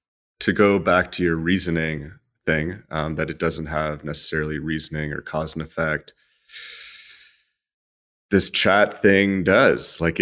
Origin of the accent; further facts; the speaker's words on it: Canada; I don't know if it's because I'm Canadian.